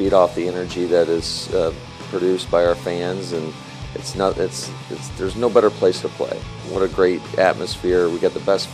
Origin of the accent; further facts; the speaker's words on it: Michigan, United States; now in Green Bay, United States; growing up in Michigan